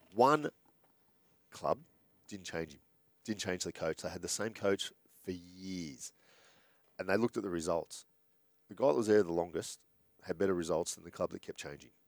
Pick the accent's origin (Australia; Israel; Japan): Australia; Sydney, New South Wales; I grew up in Bondi